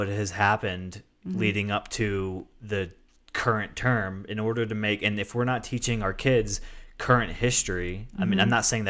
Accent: Florida, United States; moved away; I remember when I moved out here saying I was from Florida

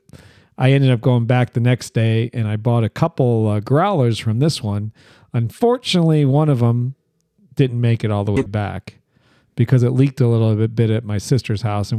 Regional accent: Medina County, Ohio, United States; moved away; this is from a brewery in the county that I grew up in Ohio, and it's, well, I can tell you the name. It doesn't matter. It's called Medina Brewing Company

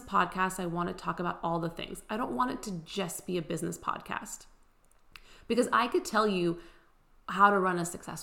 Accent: California, United States; moved away as an adult; also born or lived in Houston, Texas; now in Nashville, United States; we were basically born and raised in California. I was actually technically born in Houston, moved to California when I was one, but we always planned on doing everything in the Bay Area. That was home

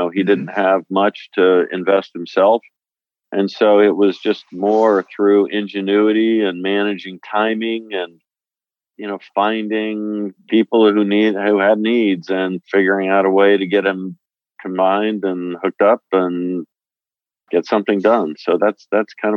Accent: Washington, District of Columbia, United States; born or raised there; also born or lived in Utah

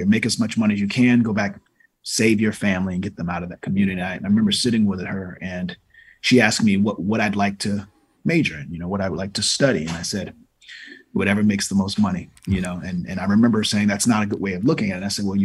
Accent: Norfolk, Virginia, United States; moved away; I'm from Norfolk, Virginia. I grew up in a household

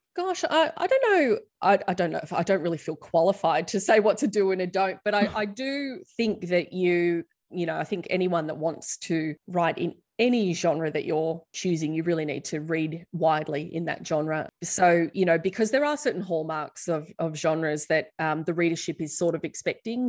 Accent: Australia; us as Australian teens

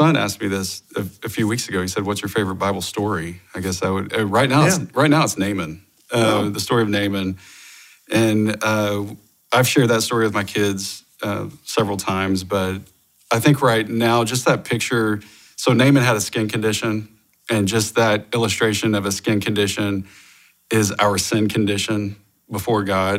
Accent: Oklahoma, United States; I grew up in Oklahoma

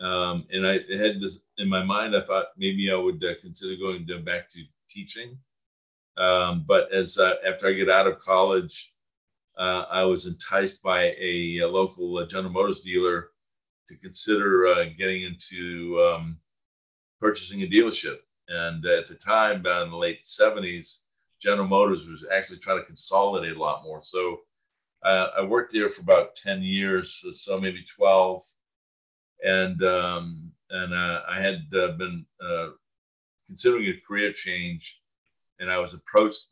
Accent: Maine, United States; moved away as an adult; now in Indiana, United States; I grew up in Maine. I'm not originally from Indiana.

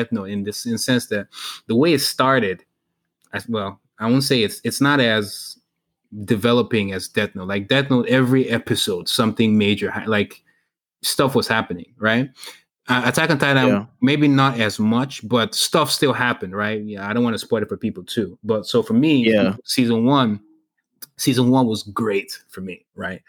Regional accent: Nigeria; moved away; growing up in Nigeria

